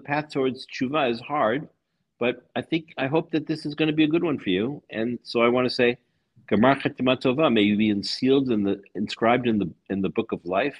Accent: United States; now in Budapest, Hungary; I'm an American, of course, not a Hungarian.

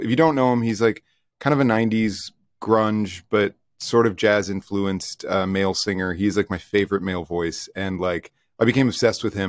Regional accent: United States; now in Toronto, Canada; I'm from the States

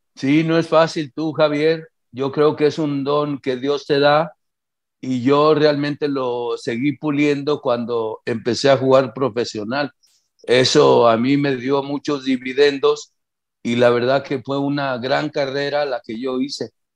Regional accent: Guadalajara, Jalisco, Mexico; also born or lived in Zacatecas; Mi infancia prácticamente pues, fue aquí en Guadalajara, porque yo me vine de tres años de Zacatecas y aquí hice mis pininos en, en Guadalajara

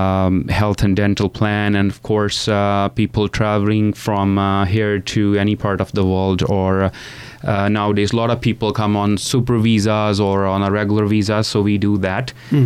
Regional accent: India; moved away as an adult; now in Canada; I came from India. Yeah. Yes, I was in India.

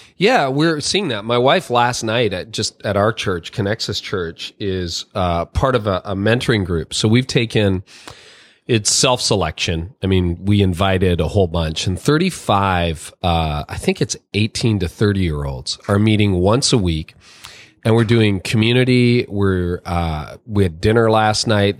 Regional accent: Canada; I was born in Canada. I'm a Canadian.

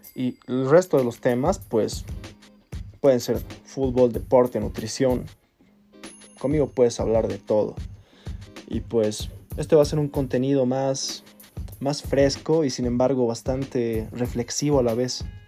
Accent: Bolivia; also born or lived in Chile; radico en Bolivia soy chileno, pero vivo acá casi toda mi vida

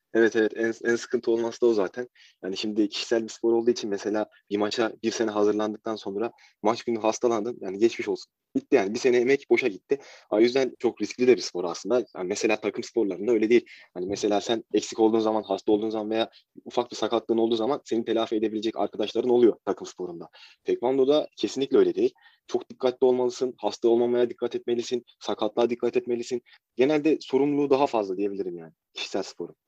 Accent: Ankara, Turkey; 20 Mart 2000 Ankara doğumluyum

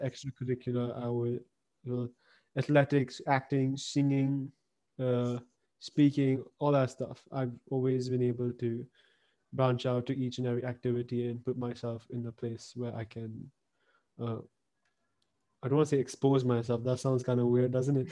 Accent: Pune, Maharashtra, India; also born or lived in Hong Kong; I was born in Hong Kong, and then we shifted to Pune in 2007

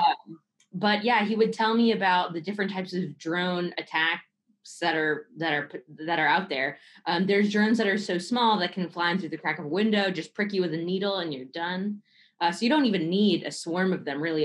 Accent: Bay Area, California, United States; I grew up in the Bay Area.

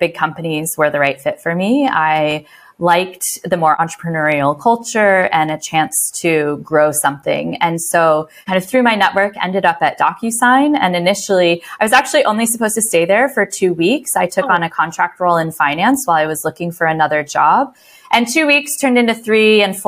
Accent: Midwest, United States; moved away as an adult; also born or lived in San Francisco; now in London, United Kingdom; I am originally from America and spent some time, I grew up in the Midwest and then spent some time working in San Francisco before moving abroad

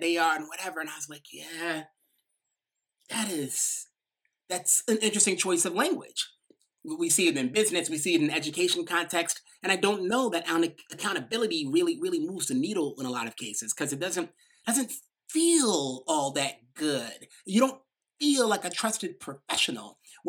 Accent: New York, United States; accent: little New York accent; I might have this little New York accent

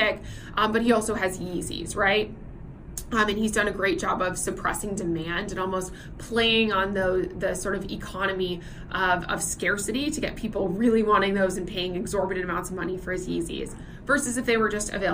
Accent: Nashville, Tennessee, United States; now in Singapore; I'm originally from Nashville, Tennessee, which is known in the United States as Music City

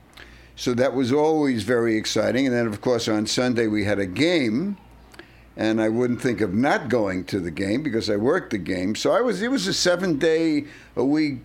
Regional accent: New York City, New York, United States; I've been doing it since I was a kid growing up in Brooklyn

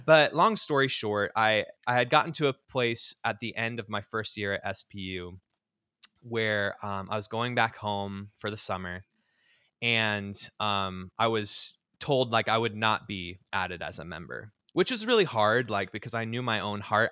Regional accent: Southern California, United States; now in Seattle, United States; I grew up in the Churches of Christ, what we call the Main Line or traditional Churches of Christ, um, down in Southern California

